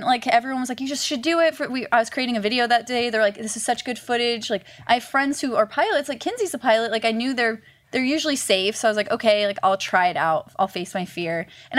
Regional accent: Arvada, Colorado, United States; Arvada, Colorado, where a bunch of us actually are from.

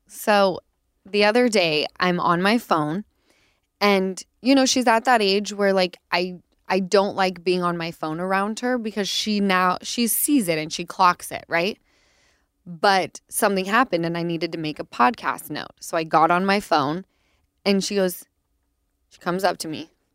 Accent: Utah, United States; moved away; I'm from Utah, like, we grew up on chain restaurants

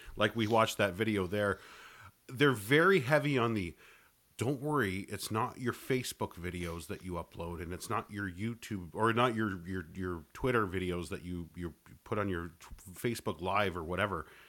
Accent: Canada; I'm Canadian

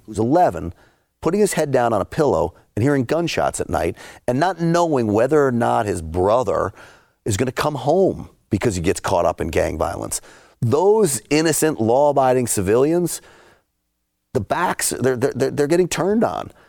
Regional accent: New York City, New York, United States; I grew up in and around New York City.

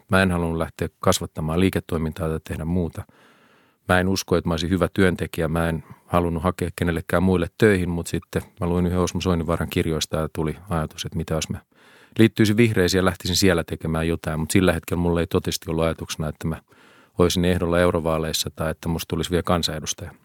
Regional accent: Helsinki, Uusimaa, Finland; mä oon todella ylpeä kotikaupungistani

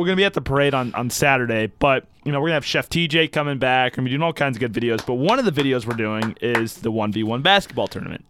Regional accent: St. Louis, Missouri, United States; I'm from St. Louis, and we play ball.

